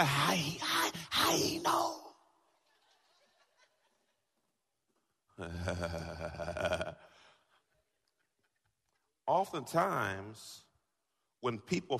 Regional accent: Jamaica; I'm Jamaican

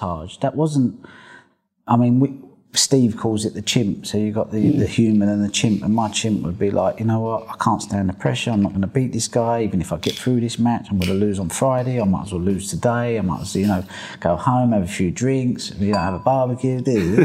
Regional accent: England, United Kingdom; I'm an Englishman

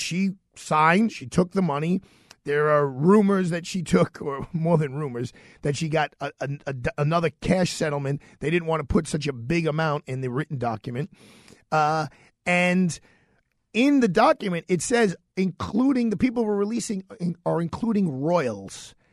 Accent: New York City, New York, United States; I'm from Bay Ridge, Brooklyn

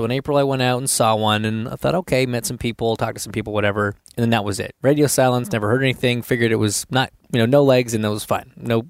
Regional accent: Markham, Ontario, Canada; also born or lived in Oakville; Born and raised in Markham, and then we moved to Oakville and kind of.

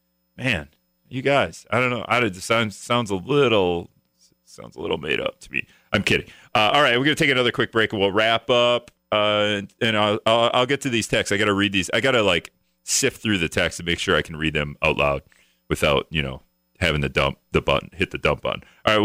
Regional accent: Greenville, Wisconsin, United States; now in La Crosse, United States; I'm not a La Crosse native, the statue in terms of, you know, growing up. The only thing I have for growing up in Greenville, Wisconsin

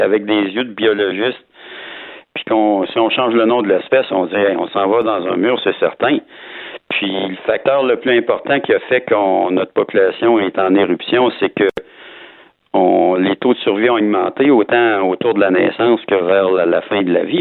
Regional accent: Quebec City, Quebec, Canada; je suis de Québec, là, dans le soleil ce matin

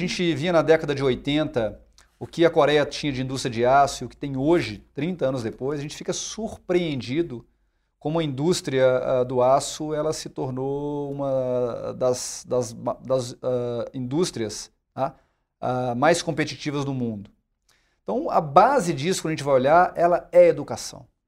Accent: Brazil

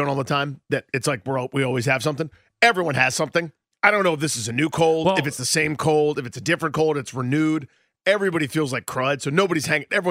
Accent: Massachusetts, United States; Like, I'm from Massachusetts.

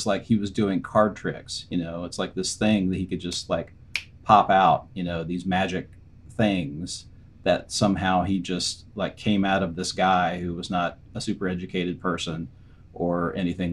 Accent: East Tennessee, United States; I actually grew up in the South. I grew up in East Tennessee.

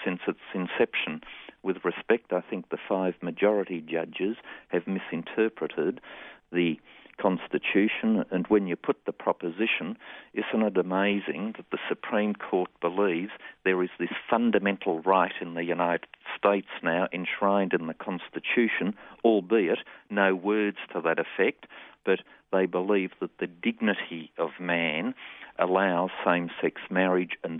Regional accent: Australia

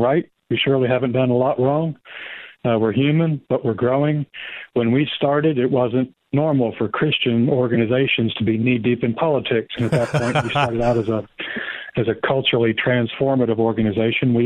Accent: United States; I'm an American. I'm a citizen

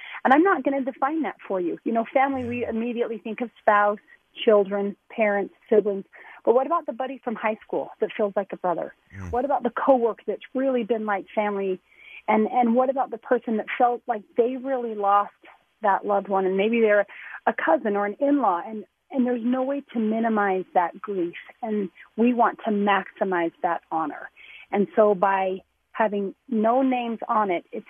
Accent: North Ogden, Utah, United States; I'm a small town girl. I'm from North Ogden

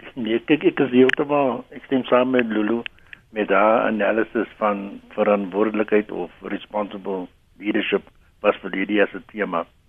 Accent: South Africa; ons as Suid-Afrikaners

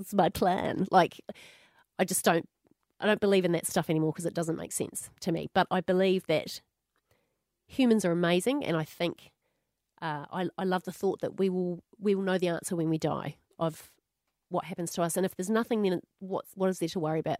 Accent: New Zealand; moved away as an adult; now in Australia; when I moved from New Zealand to Australia

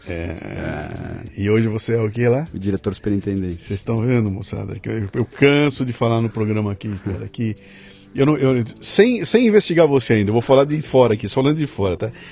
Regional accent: Caxias do Sul, Rio Grande do Sul, Brazil; also born or lived in Porto Alegre; Nasci em Caxias do Sul.

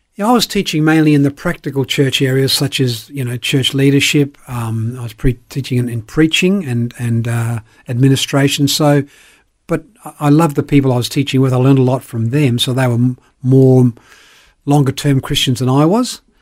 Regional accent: Elizabeth, South Australia, Australia; also born or lived in Belfast, Northern Ireland / Perth / Sydney; I grew up in Elizabeth, played a lot of sport, was with high school, went to university

